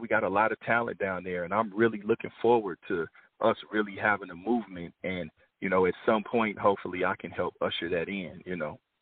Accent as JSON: {"language": "English", "town": "Kansas City", "region": "Missouri", "country": "United States", "tie": "born or raised there", "moved": "as an adult", "lives_now": "Los Angeles, United States", "said": "Born and raised in Kansas City, you know, but I've been in L.A. half of my life now"}